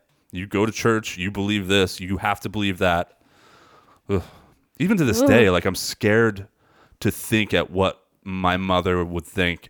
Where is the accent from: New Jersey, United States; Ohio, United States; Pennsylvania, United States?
New Jersey, United States; McGuire Air Force Base; I grew up in McGuire Air Force Base, which is more, I know a lot of New Jerseyans don't believe in central New Jersey.